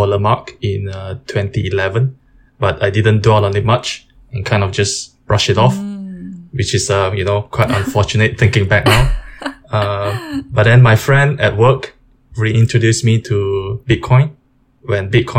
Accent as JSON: {"language": "English", "country": "Malaysia", "tie": "born or raised there", "said": "I grew up in Malaysia"}